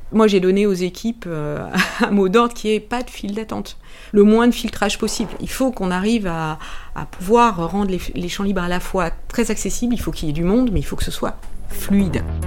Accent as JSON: {"language": "French", "town": "Rennes", "region": "Brittany", "country": "France", "tie": "born or raised there", "moved": "yes", "said": "Je suis née à, à Rennes, au début des années soixante-dix. J'y suis revenue, euh, il y a quatre ans"}